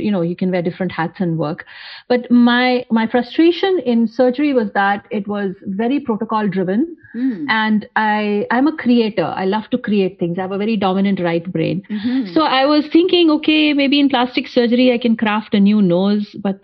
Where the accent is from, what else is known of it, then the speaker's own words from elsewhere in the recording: North India, India; moved away as an adult; now in United States; when I was in my home country, India